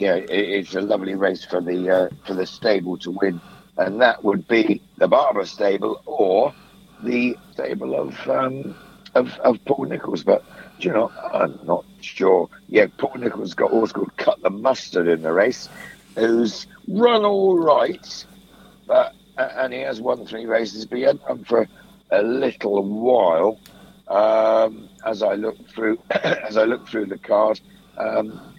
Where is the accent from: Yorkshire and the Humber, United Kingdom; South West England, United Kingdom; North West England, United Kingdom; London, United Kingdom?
South West England, United Kingdom; Holwell; also born or lived in near Wool; I was born near Wincanton, a place called Holwell.